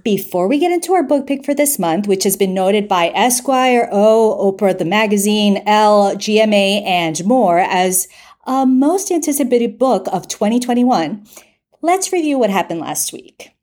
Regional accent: United States; I grew up in the United States, but I am full-blown Colombian

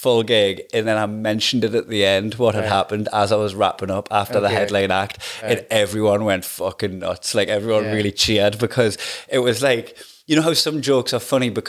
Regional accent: Blyth, North East England, United Kingdom; it's in Blyth, it's in my hometown.

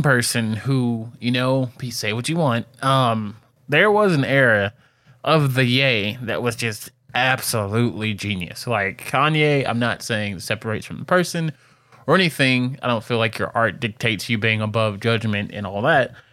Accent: Detroit, Michigan, United States; as a kid growing up in Detroit

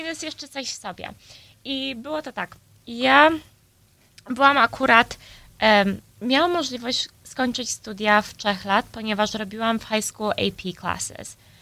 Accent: Chicago, Illinois, United States; ja się urodziłam tutaj w Chicago, mój brat też. I wychowałam się właśnie w, no, w polskim domu

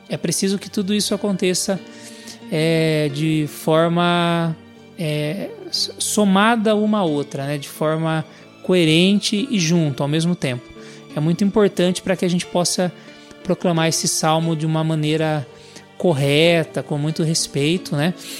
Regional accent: Sorocaba, São Paulo, Brazil; sou aqui da cidade de Sorocaba

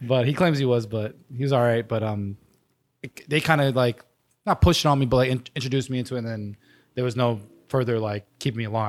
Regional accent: New York, United States; born and raised in New York, um, a small neighborhood called Rosebud Island between, uh, Manhattan and Queens

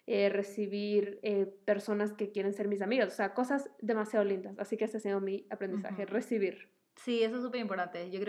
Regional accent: Quito, Pichincha, Ecuador; moved away as an adult; now in Miami, United States; yo eh, vivo en Miami y yo soy ecuatoriana, viví aquí hasta los 21 años

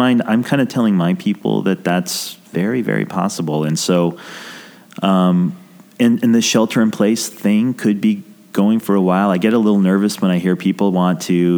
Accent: New Mexico, United States; I grew up in New Mexico, which is quite rural

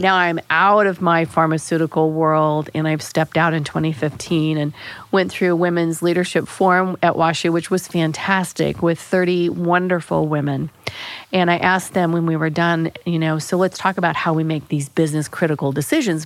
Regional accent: Springfield, United States; I grew up in Springfield

